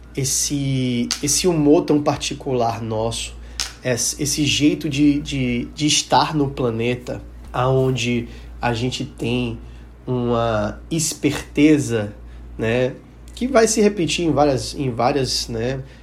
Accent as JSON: {"language": "Portuguese", "town": "Salvador", "region": "Bahia", "country": "Brazil", "tie": "born or raised there", "said": "eu sou soteropolitano, nascido e criado e vivi minha vida inteira nessa cidade"}